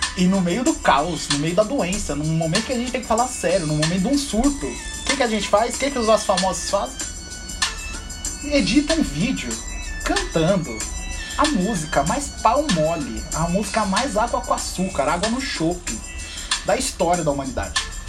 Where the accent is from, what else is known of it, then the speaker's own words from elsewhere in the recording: São Paulo, Brazil; Eu sou do, do Campo Limpo